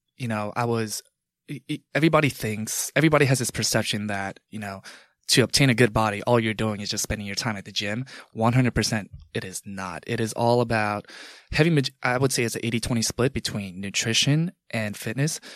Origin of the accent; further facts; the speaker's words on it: Long Island, New York, United States; also born or lived in Manhattan; growing up in Long Island